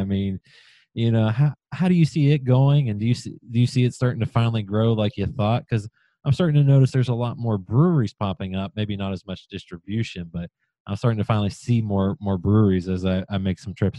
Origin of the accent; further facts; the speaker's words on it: West Virginia, United States; moved away as an adult; now in Kentucky, United States; I grew up in West Virginia. I lived in Southern West Virginia for a good little while, but you know, before I moved here to Kentucky